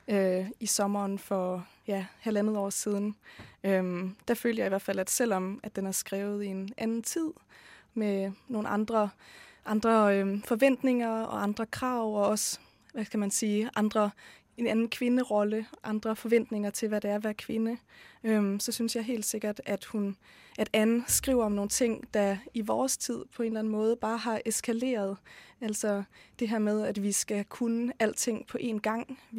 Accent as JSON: {"language": "Norwegian", "country": "Denmark", "said": "fra Danmark."}